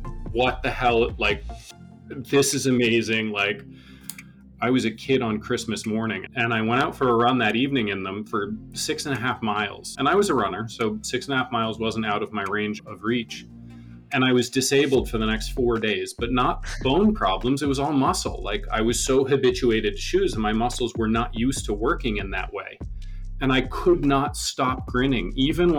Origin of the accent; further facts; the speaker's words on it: Northern Vermont, United States; moved away; also born or lived in New York; I grew up in Northern Vermont, and as a child, I was just barefoot all the time